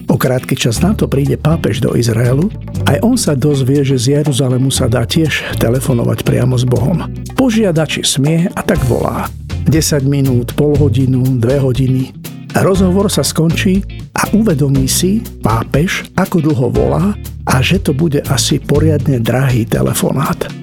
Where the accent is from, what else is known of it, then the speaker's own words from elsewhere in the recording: Bratislava, Bratislava Region, Slovakia; Keď som bol dieťa doma v Bratislave či Požoni alebo Presburgu, sa hovorilo maďarsky, nemecky, slovensky a trocha jidiš